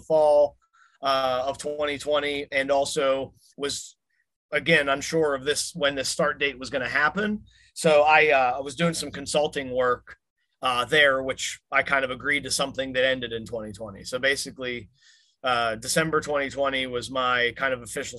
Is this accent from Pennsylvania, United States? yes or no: yes; Pittsburgh, Pennsylvania, United States; It's my hometown airport